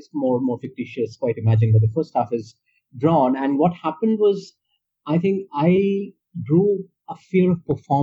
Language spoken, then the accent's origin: English; India; first language Bengali; English is a second language; I used to read a lot in Bangla and Bengali, my native language